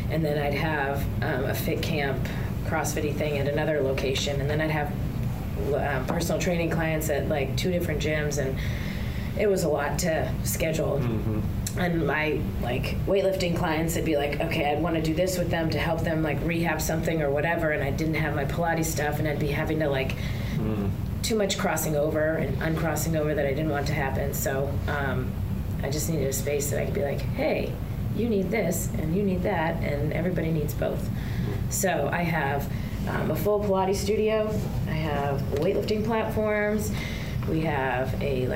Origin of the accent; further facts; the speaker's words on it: New Hampshire, United States; moved away as an adult; now in Kentucky, United States; I did sports like all growing up. I'm from New Hampshire